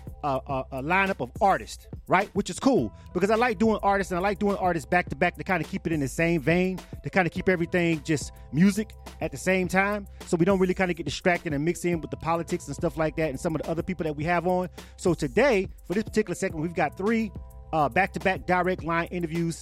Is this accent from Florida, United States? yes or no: yes; Florida, United States; I'm from Florida, right? But even though I was born and raised in one part of Florida